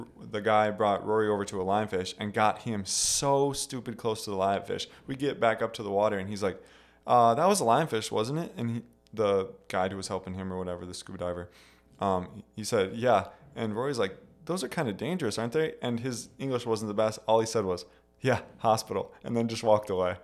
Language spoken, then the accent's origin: English; Wisconsin, United States; also born or lived in Taiwan; we're coming from Wisconsin